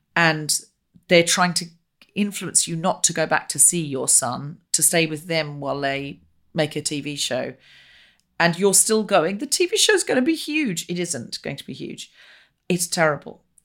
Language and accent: English; Australia; We're both Australian